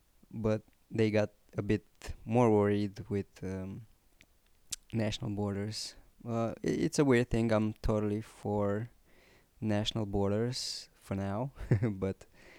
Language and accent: English; Romania; also born or lived in Moldavia; I was born in Moldavia, moved to Romania, and even though I consider myself to be a Romanian guy, even though I was born in Moldavia, because of some cultural history we have